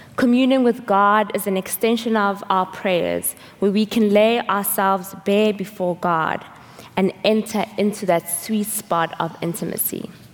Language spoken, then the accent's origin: English; South Africa; moved away; I'm from South Africa